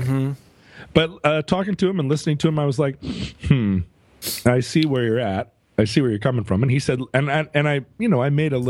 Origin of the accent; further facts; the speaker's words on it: Senegal; also I'm from Senegal.